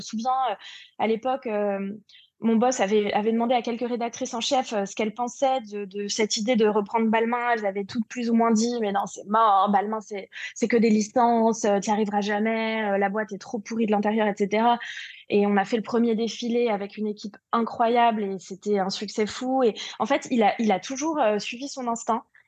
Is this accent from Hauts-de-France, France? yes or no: no; Paris, Île-de-France, France; je suis parisienne